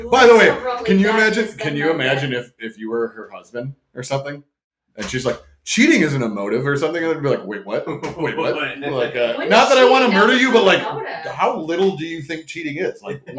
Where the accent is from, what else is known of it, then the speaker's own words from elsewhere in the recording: Wisconsin, United States; We're all from Wisconsin.